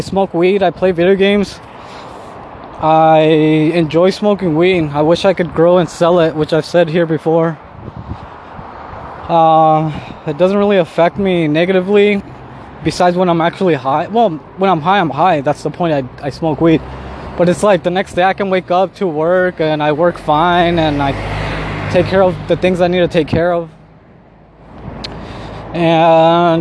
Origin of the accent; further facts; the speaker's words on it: Southern California, United States; moved away as an adult; also born or lived in Mexico City, Mexico; now in Mexico; I was born in Mexico City, but I was raised in California, Southern California, since I was a baby